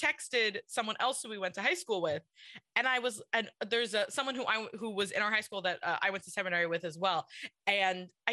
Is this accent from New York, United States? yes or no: yes; New York City, New York, United States; I grew up in Kew Garden Hills where I still live.